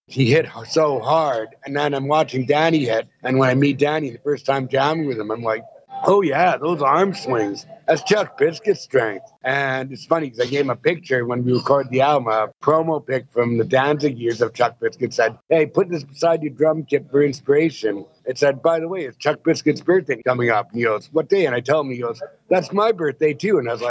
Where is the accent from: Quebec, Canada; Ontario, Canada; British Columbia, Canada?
British Columbia, Canada; Vancouver; Yeah. My dad was from Yorkshire, England.